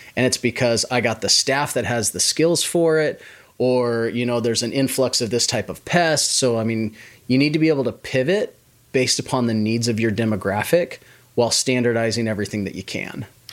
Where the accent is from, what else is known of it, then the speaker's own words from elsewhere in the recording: Washington, United States; moved away as an adult; also born or lived in Idaho / Las Vegas; now in Oklahoma City, United States; I grew up in the Pacis-, Pacific Northwest in Washington State